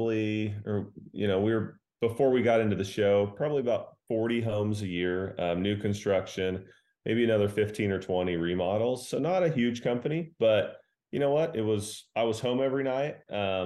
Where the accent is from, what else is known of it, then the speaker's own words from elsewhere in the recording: Colorado, United States; moved away as an adult; now in Bentonville, United States; my dad, we built log homes and homes in Colorado. I mean, the log home that we lived in from 5 years on.